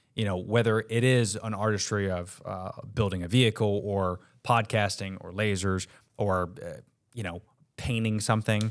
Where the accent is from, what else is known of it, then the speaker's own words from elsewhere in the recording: Orlando, Florida, United States; I was raised, if anybody knows Orlando, um, Lee Road.